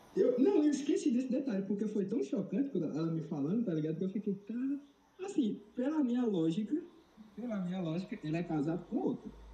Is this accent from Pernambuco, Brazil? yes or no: yes; Petrolina, Pernambuco, Brazil; eu sou de Petrolina